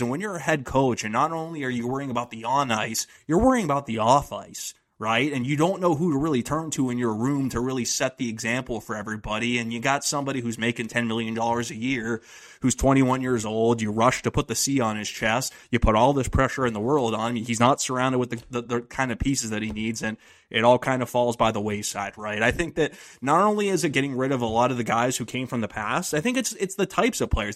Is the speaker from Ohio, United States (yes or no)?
yes; Northeast Ohio, United States; moved away; I'm from Northeast Ohio, so I was cursed to grow up rooting for the Browns